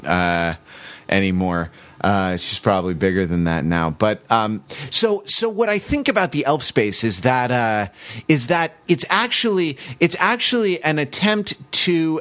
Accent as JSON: {"language": "English", "town": "Los Angeles", "region": "California", "country": "United States", "tie": "born or raised there", "said": "I grew up in Los Angeles"}